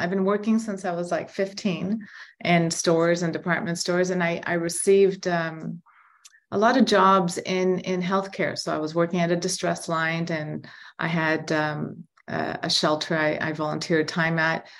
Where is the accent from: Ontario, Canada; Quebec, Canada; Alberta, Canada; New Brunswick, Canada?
Ontario, Canada; Toronto; I'm born and raised in Toronto